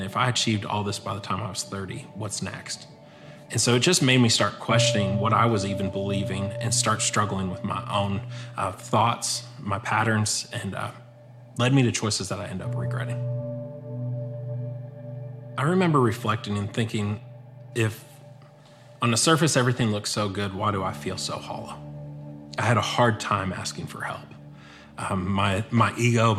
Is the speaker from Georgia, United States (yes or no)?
no; Erie, Pennsylvania, United States; now in Longview, United States; I grew up in Erie, Pennsylvania